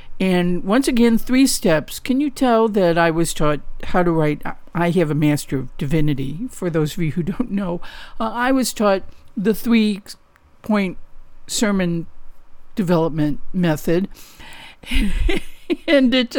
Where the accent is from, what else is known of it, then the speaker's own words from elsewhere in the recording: St. Louis, Missouri, United States; now in Southern California, United States; I grew up in St. Louis